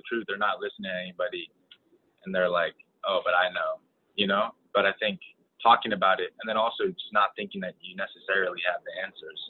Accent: California, United States; moved away as an adult; also born or lived in Sacramento / Santa Cruz / Oakland; now in Maryland, United States; I'm from California. Like, I went to middle school in Sacramento and then high school in Santa Cruz

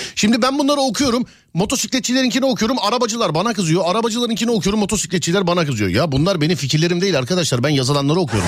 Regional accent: Istanbul, Turkey; bir İstanbullu olarak

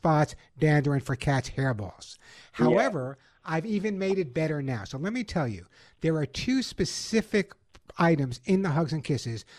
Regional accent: Long Island, New York, United States; also born or lived in the Bronx; I was born in the Bronx, raised on Long Island

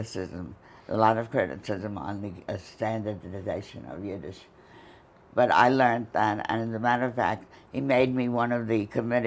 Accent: United States; I'm American-born, and I went to Hunter College

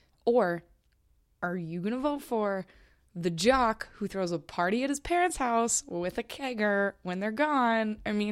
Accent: Minnesota, United States; I'm from Minnesota

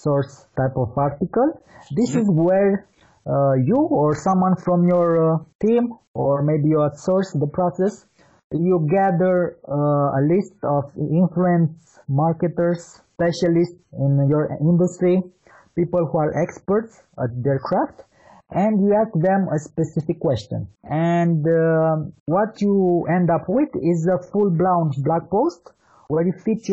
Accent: Bucharest, Romania; I'm from Bucharest, Romania.

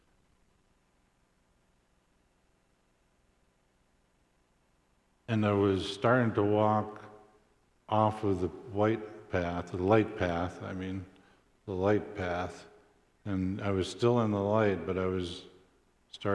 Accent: South Dakota, United States; moved away; my hometown in Vaughan, South Dakota, where my family lived

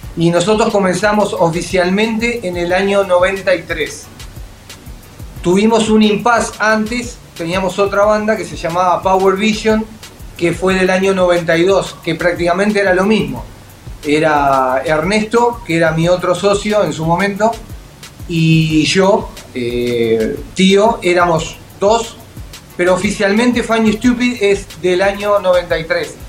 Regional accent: Uruguay; Somos igual que Nan, somos todos de Uruguay

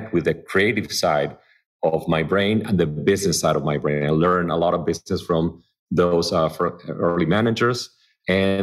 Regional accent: suburbs of Buenos Aires, Buenos Aires Province, Argentina; English is a second language; moved away as an adult; also born or lived in Miami, United States; now in Los Angeles, United States; I grew up in the suburbs of Buenos Aires

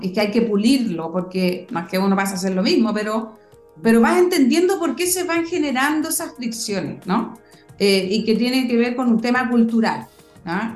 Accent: Chile; moved away as an adult; also born or lived in Europe / London, United Kingdom / United States; yo me fui de Chile muchos años, 17 años estuve fuera, eh, 8 años en Europa, 9 años en Estados Unidos

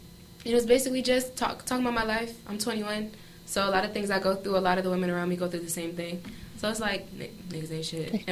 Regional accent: Melrose, Broward, Florida, United States; also born or lived in Miami, Florida; I was born in Miami. I was raised in Melrose.

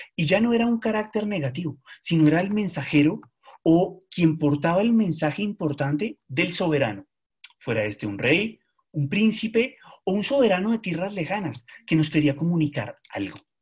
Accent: Colombia; No fuimos Argentina

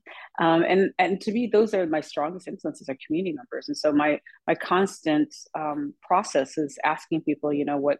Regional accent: Pierre, South Dakota, United States; also born or lived in Winner, South Dakota; I was brought up in South Dakota

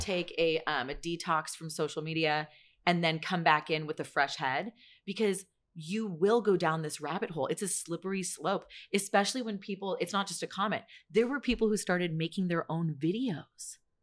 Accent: San Francisco Bay Area, California, United States; I'm from the Bay Area

